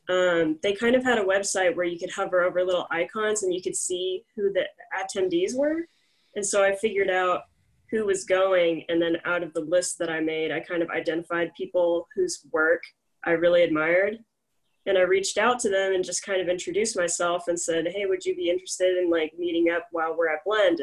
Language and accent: English; Houston, Texas, United States; moved away; originally I'm from Houston